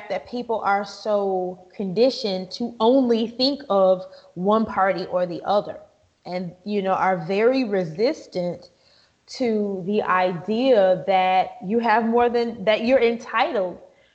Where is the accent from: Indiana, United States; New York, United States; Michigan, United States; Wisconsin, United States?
Wisconsin, United States; My home state of Wisconsin